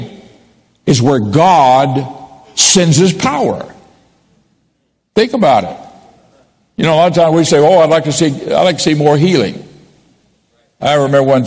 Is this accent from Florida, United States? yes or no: yes; Pensacola, Florida, United States; also born or lived in Miami / Port St. Joe, Florida; I was born in Pensacola, and I lived there my first 10 years, and then moved to Miami when I was a boy.